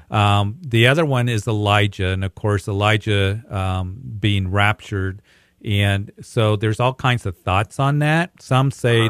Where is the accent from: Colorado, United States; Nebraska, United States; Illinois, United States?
Colorado, United States; Greeley; It's so good to hear from people from my hometown